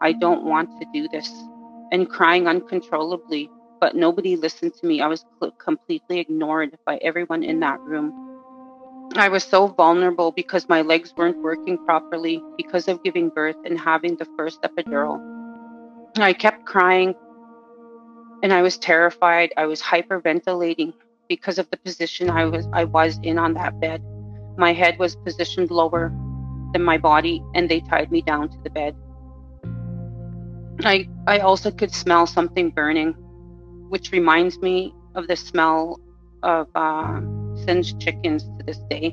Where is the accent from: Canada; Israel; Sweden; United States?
Canada; Pipikasis First Nation, Saskatchewan; I am a 49-year-old Cree woman from Pipikasis First Nation in Saskatchewan.